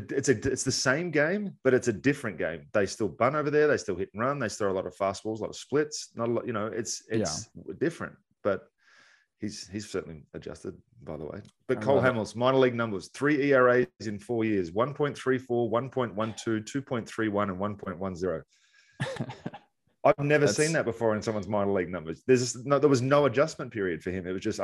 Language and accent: English; Australia; I came from Australia where everybody throws 84 miles an hour. And I come over here and the first bullpen I'm seeing, the guys are like throwing 9.